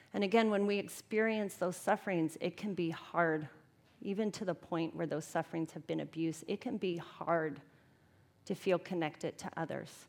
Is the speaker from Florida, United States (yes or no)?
yes; Tampa, Florida, United States; now in Twin Cities, United States; I'm from Tampa, Florida